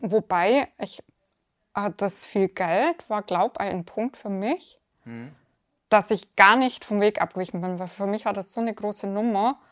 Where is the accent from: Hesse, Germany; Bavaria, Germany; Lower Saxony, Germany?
Bavaria, Germany; near Augsburg; aus in der Nähe von Augsburg